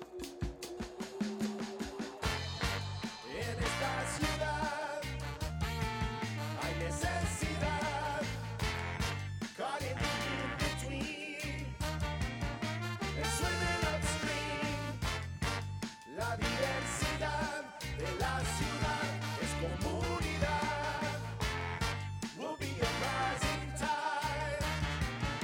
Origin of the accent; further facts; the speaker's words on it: Texas, United States; I'm a comedian, actress, and activist. And I'm also first-generation Mexican-American born and raised in Texas.